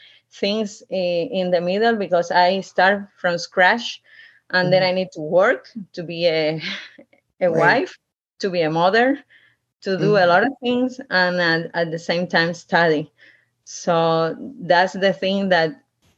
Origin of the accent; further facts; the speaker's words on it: Cuba; English is a second language; moved away as an adult; also born or lived in Havana, Cuba / Ecuador; now in United States; I'm from Cuba. I'm a Cuban doctor